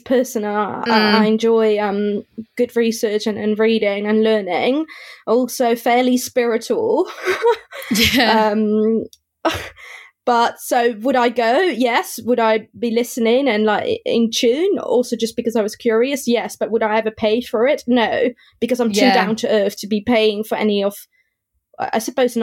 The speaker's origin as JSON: {"language": "English", "country": "Netherlands", "tie": "born or raised there", "said": "I grew up in the Netherlands"}